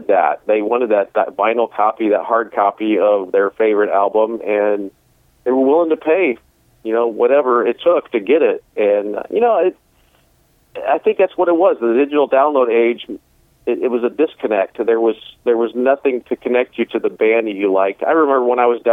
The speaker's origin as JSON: {"language": "English", "town": "Lima", "region": "Ohio", "country": "United States", "tie": "born or raised there", "said": "my hometown in Lima"}